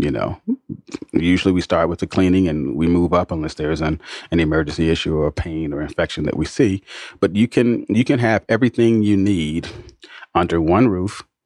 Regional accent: Atlanta, Georgia, United States; my hometown

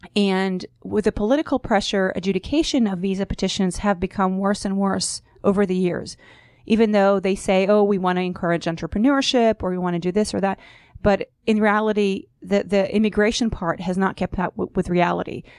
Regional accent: Israel; moved away as an adult; also born or lived in New York; now in United States; I was born and raised in Israel

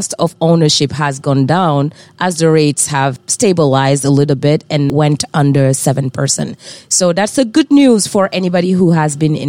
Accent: France; English is a second language; moved away as an adult; also born or lived in West Africa; I tend to joke that I am from the South, South, South, which is Africa. Born and raised in West Africa. Grew up in France where I studied until undergrad. Moved here in 2008.

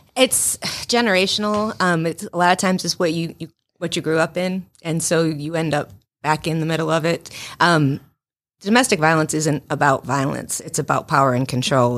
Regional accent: Western Massachusetts, United States; moved away as an adult; also born or lived in North Carolina; now in Rome, United States

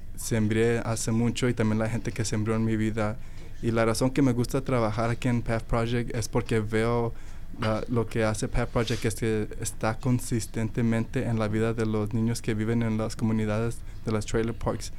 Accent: Dallas, Texas, United States; also born or lived in Mexico; nací en México y luego le dije que crecí ahí en Dallas, Texas

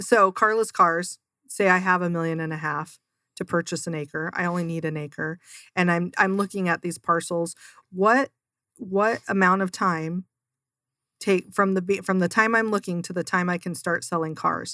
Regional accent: Seattle, Washington, United States; now in Mesa, United States; I'm originally from Seattle

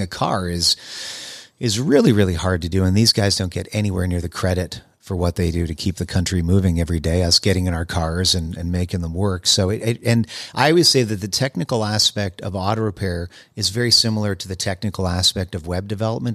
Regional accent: Winnipeg, Manitoba, Canada; moved away as an adult; also born or lived in Montreal; now in United States; I grew up in Winnipeg, Manitoba

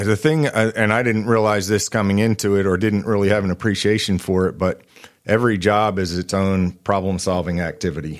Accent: Eastern Pennsylvania, United States; moved away as an adult; also born or lived in Knoxville, Tennessee; now in Northwest Arkansas, United States; I grew up in Eastern Pennsylvania

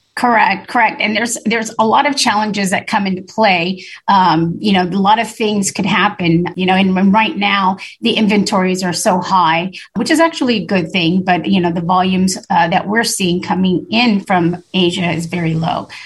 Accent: Long Beach, California, United States; I grew up in Long Beach and I saw the port structure grow, you know, from, you know, a kid going to high school out here

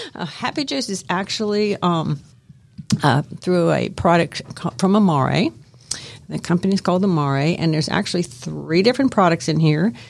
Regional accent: Miami, Florida, United States; I grew up in Miami, Florida

